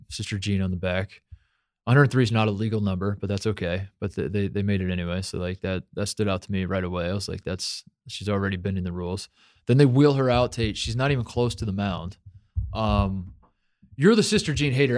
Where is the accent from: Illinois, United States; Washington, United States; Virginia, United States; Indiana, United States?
Indiana, United States; growing up in Indiana